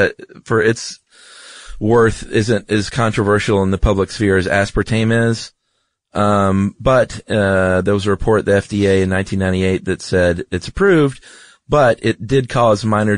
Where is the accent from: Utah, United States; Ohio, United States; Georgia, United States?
Georgia, United States; I'm from Georgia.